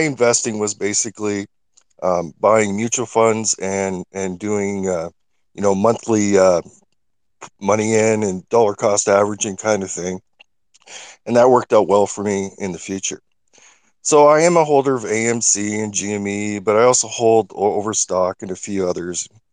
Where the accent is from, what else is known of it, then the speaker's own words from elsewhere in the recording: Canada; I'm from Canada